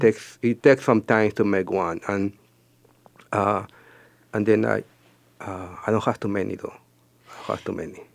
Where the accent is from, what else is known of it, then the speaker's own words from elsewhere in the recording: Peru; moved away as an adult; also born or lived in North Dakota, United States; I am from Peru and I moved to North Dakota in 2002 to go to college, and I stayed there until last year